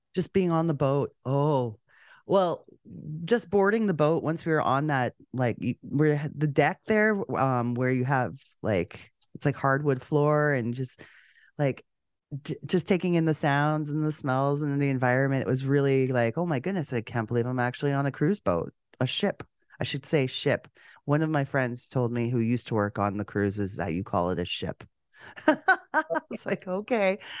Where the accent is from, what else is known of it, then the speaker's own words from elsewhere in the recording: Canada; three degrees Celsius warmer in my hometown in Canada than it was in Miami